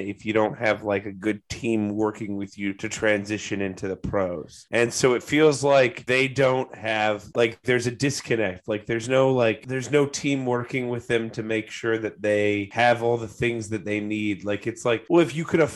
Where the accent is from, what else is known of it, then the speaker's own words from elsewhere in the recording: Georgia, United States; I am from Georgia